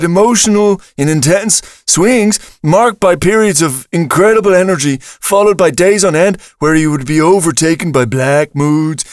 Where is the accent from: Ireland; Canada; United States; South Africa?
Ireland; east coast of Ireland; growing up in Ireland on the East Coast back in the 1980s